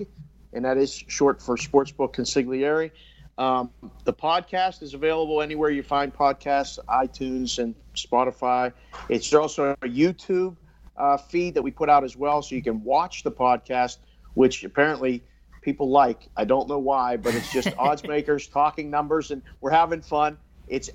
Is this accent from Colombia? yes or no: no; Pittsburgh, Pennsylvania, United States; now in Las Vegas, United States; I grew up in Pittsburgh